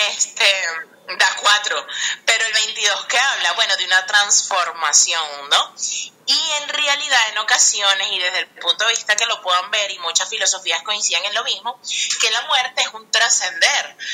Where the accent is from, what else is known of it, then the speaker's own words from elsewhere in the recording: Venezuela; la mayoría somos venezolanos